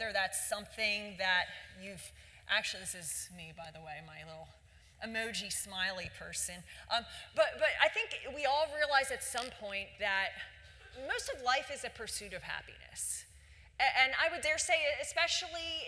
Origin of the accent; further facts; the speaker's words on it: Philadelphia, Pennsylvania, United States; I grew up in Philadelphia